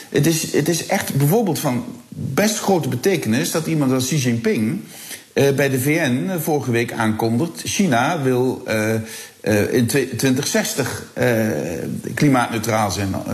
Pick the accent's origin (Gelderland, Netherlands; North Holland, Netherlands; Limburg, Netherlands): Limburg, Netherlands; Heerlen; Als ik aan mijn eigen regio eh, denk. Eh, ja, uh, Heerlen, Kerkrade, Brunsum